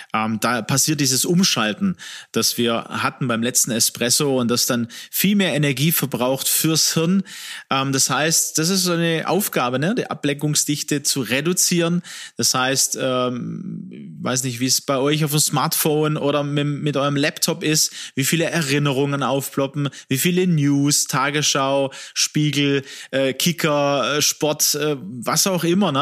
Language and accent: German; Swabia, Germany; ich komme aus dem Schwäbischen